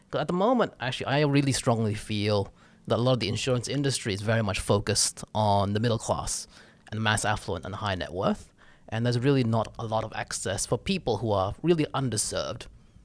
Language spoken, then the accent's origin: English; Australia; also born or lived in Indonesia; now in Singapore; But I grew up in Australia.